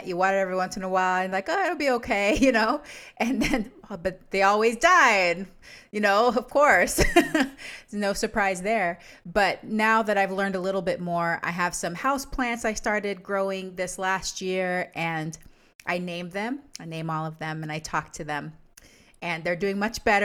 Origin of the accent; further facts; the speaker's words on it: Panama; now in Yakima, United States; I'm originally from Panama